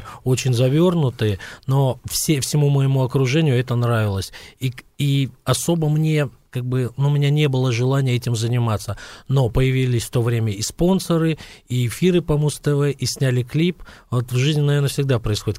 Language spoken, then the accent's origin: Russian; Dushanbe, Tajikistan; я из Душамбе